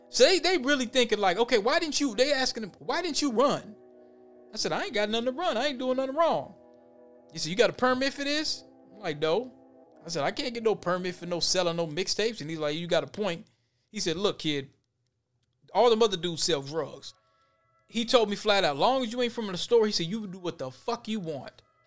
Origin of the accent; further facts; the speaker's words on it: Minneapolis, Minnesota, United States; growing up in the West Bank